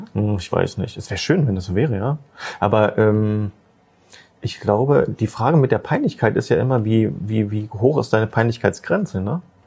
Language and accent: German; Magdeburg, Saxony-Anhalt, Germany; Das ist diese Stadt. Äh, hier bin ich geboren. Ja, das ist die, die Stadt ist meine Heimat